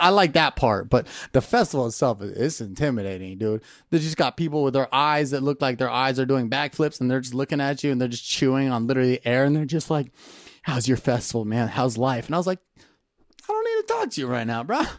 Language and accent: English; Camarillo, California, United States; also born or lived in Naperville, Illinois; I grew up in Camarillo, California